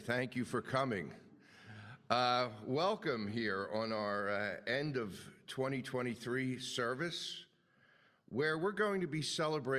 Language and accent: English; Philadelphia, Pennsylvania, United States; accent: Philadelphia; my normal Philadelphia accent.